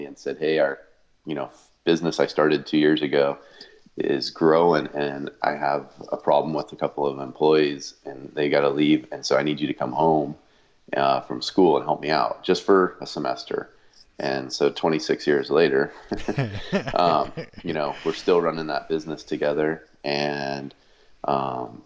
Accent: East Bay, California, United States; I grew up, you know, kind of in a small town. It's not as small as it used to be, but a small town in the East Bay, California

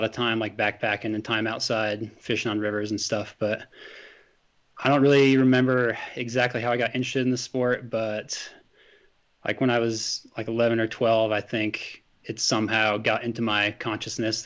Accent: Hailey, Idaho, United States; moved away as an adult; also born or lived in Alaska / Durango, Colorado; now in Glenwood Springs, United States; I spent most of my time growing up in Idaho and up in Alaska

